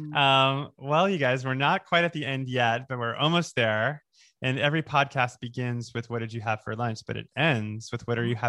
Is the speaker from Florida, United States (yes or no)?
yes; Boca Raton, Florida, United States; also born or lived in New York; now in Los Angeles, United States; I'm from Boca.